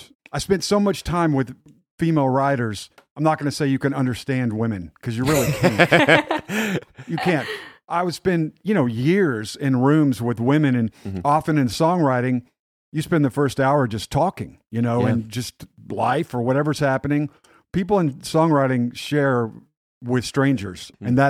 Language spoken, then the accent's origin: English; Dallas, Texas, United States; also born or lived in Las Vegas, Nevada; now in Nashville, United States; when I was five, my parents were from Texas. They moved back. So I grew up in the Dallas area